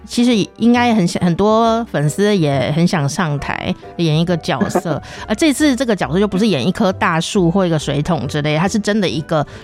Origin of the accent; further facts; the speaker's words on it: Taichung, Taiwan; also born or lived in Taipei; 像我是在台中